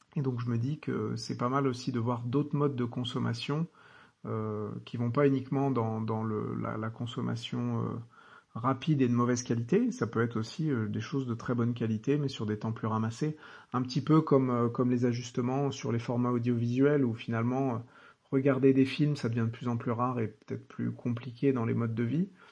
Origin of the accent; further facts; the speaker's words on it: France; chez nous en France